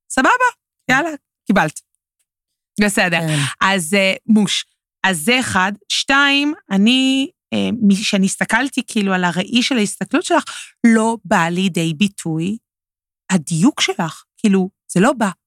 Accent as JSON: {"language": "Hebrew", "town": "Tel Aviv", "region": "Tel Aviv District", "country": "Israel", "tie": "born or raised there", "said": "בגלל שאני תל אביבית, גדלתי באזור הבימה."}